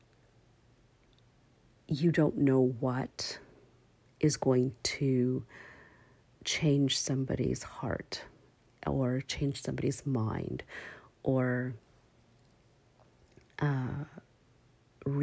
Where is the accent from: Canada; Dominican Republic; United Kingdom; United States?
Canada; I'm from Canada